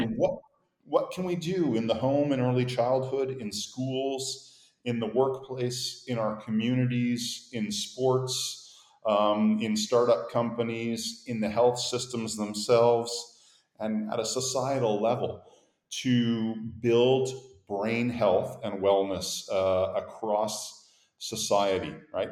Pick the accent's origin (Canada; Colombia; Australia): Canada; Montreal, Quebec; accent: Canadian; moved away as an adult; also born or lived in Boston, United States / Europe; I have a Canadian accent. I grew up in Montreal, but I'm from Boston. I was born there, so a bit of a hybrid.